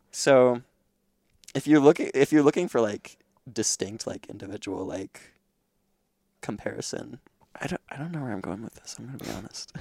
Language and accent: English; Crofton, Nebraska, United States; I grew up in Crofton, kinda